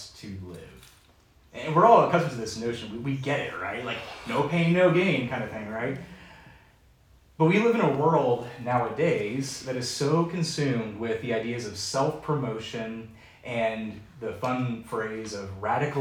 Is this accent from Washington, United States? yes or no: yes; Seattle, Washington, United States; now in Lynchburg, United States; growing up in Seattle at the time